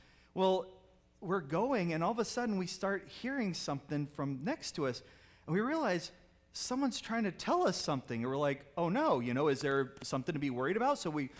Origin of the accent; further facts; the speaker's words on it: Houston, Texas, United States; also born or lived in San Antonio; I did grow up in Texas. So, I was from the north side of Houston, so born and raised and everything.